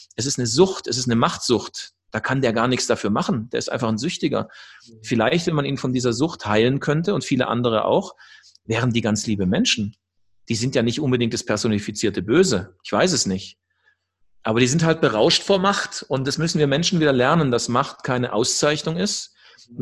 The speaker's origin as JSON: {"language": "German", "country": "Germany", "also_born_or_lived": "Sacred Valley of the Incas, Peru", "moved": "yes", "lives_now": "Peru"}